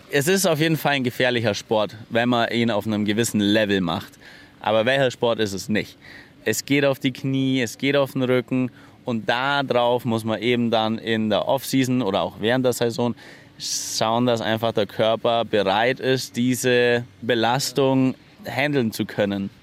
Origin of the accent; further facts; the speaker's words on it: Allgäu, Bavaria, Germany; bei uns im Allgäu